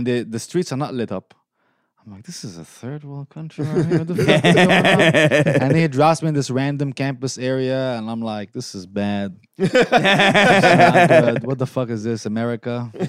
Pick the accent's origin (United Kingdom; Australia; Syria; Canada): Syria; now in Detroit, United States; that's because I'm Arab. Because I mentioned, I have a joke, I moved from Syria to Detroit and it was a worse move.